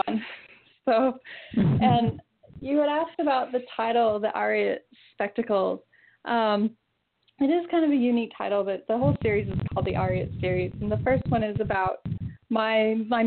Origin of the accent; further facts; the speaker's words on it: Southern Utah, United States; I'm from Southern Utah